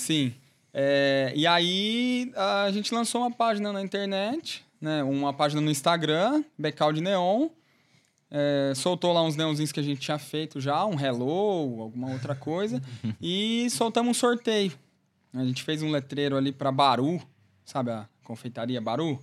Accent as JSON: {"language": "Portuguese", "town": "Tamarana", "region": "Paraná", "country": "Brazil", "tie": "born or raised there", "said": "eu sou de Tamarana, né? Nasci em Tamarana"}